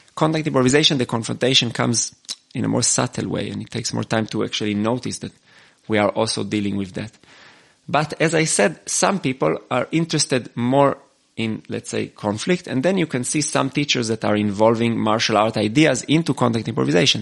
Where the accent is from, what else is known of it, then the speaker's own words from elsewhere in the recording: Israel; moved away as an adult; now in Austria; I was born in Israel and I, and now I, have been living in Austria for 12 years